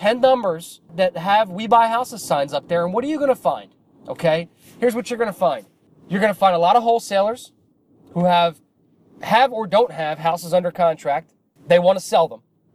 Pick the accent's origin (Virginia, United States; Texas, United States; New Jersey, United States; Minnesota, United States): New Jersey, United States; I'm from New Jersey